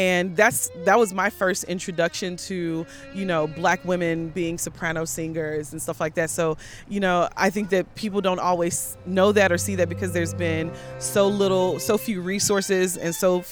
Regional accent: East St. Louis, Illinois, United States; I grew up in East St. Louis

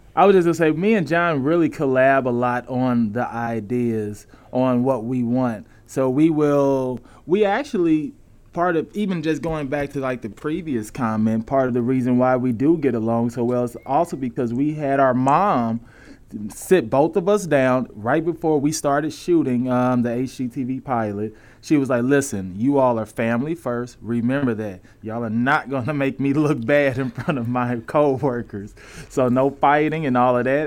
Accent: St. Louis, Missouri, United States; moved away; I'm from Saint Louis

